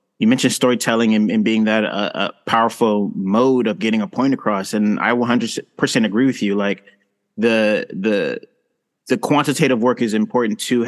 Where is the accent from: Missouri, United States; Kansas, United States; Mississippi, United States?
Missouri, United States; St. Louis; now in Portland, United States; growing up in St. Louis, Missouri